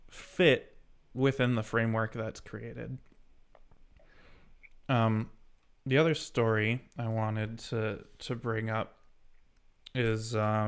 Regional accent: Michigan, United States; as a person who's lived in the same state within the same, like, 50-mile radius his entire life, It's a feeling I do sort of get, right? Like living in Michigan.

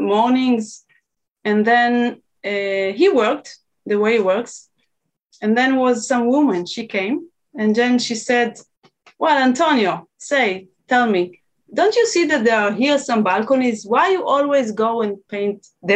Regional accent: Israel; I'm from Israel

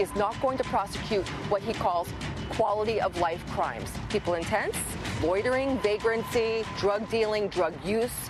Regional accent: New York City, New York, United States; I'm from New York

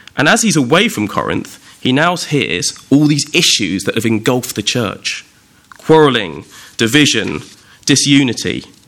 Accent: Windsor, South East England, United Kingdom; also born or lived in Ascot; I was actually born in a hospital just up the road from Windsor, still in the Royal Borough, in Ascot

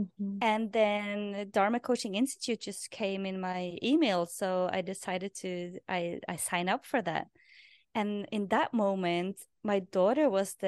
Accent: Norway; English is a second language; moved away as an adult; people that I interviewed in my past podcast or my previous podcast was people that had origin in my hometown. So it was naturally to do that in Norwegian because I was in Norway then.

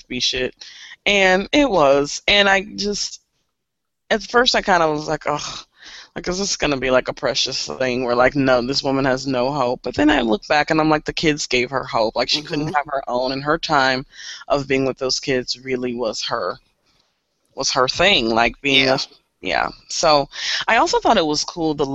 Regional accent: Kansas City, United States; I grew up here in Kansas City

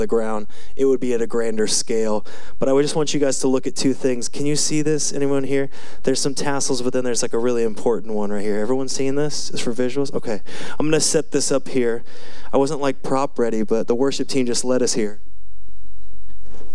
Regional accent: United States; I'm from Washington

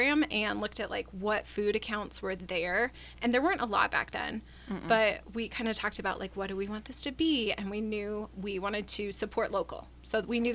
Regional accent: Wichita, Kansas, United States; now in Kansas City, United States; I'm from Wichita, which is like the capital of chains. We love our chain restaurants in Wichita

